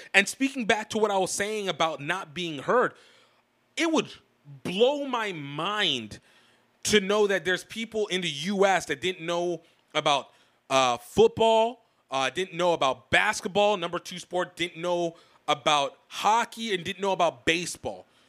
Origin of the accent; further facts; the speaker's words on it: United States; as an American black person